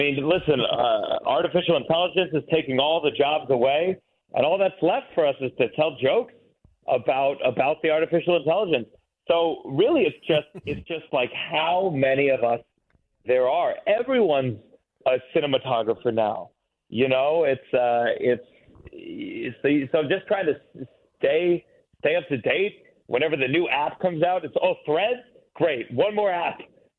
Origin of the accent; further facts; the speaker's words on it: New York City, New York, United States; I was from New York